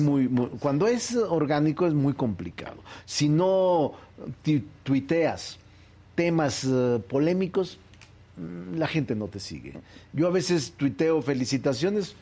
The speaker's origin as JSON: {"language": "Spanish", "region": "Zacatecas", "country": "Mexico", "tie": "born or raised there", "moved": "as an adult", "lives_now": "Mexico City, Mexico", "said": "Yo nací en Zacatecas, goberné Zacatecas, quiero mucho a Zacatecas. Ahí están mis muertos, ahí están mis raíces, ahí está mi origen. Pero la mayor parte de mi vida, desde que vine a estudiar a la UNAM en los 80 la he pasado en la Ciudad de México"}